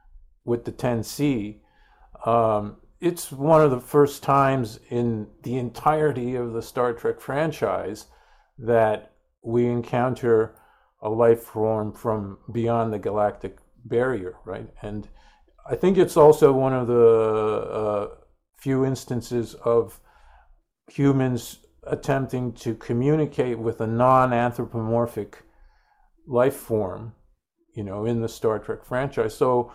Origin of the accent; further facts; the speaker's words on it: Guelph, Ontario, Canada; also born or lived in Sterling Heights, United States; because when I was a kid growing up in Guelph, Ontario, in Sterling Heights, Michigan, you'd come home from school and there'd be three channels